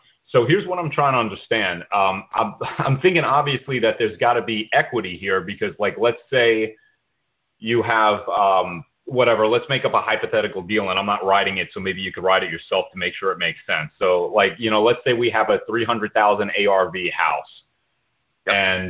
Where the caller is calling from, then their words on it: Tampa, Florida, United States; From Florida, Tampa.